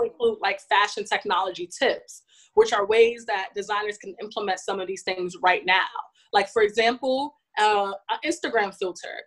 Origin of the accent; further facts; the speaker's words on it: New York City, New York, United States; born and raised in New York City, specifically Bronx